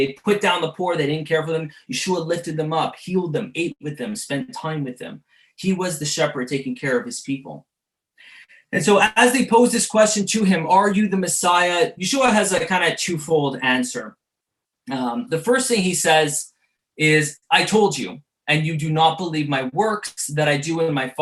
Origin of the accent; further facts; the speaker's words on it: Montreal, Quebec, Canada; growing up in the Jewish suburbs of Montreal